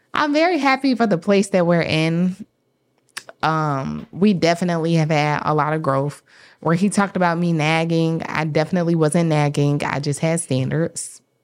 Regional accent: the South, United States; I am from the South

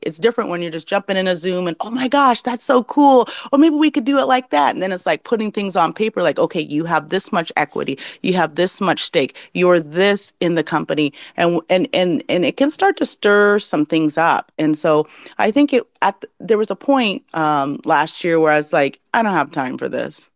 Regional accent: Alaska, United States; now in California, United States; I'm from Alaska

